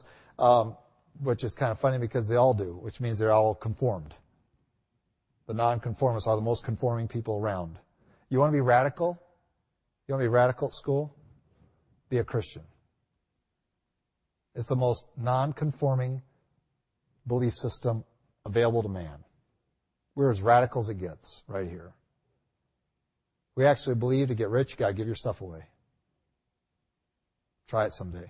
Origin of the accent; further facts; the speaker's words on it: United States; I'm not even American